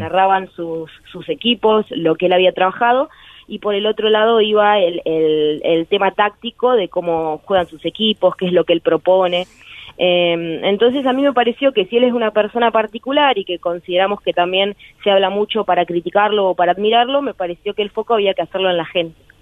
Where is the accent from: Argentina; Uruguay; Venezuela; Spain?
Argentina; Berazategui, Buenos Aires Province; also born or lived in Quilmes; nací en Quilmes, pero toda mi vida transcurrió en Berazategui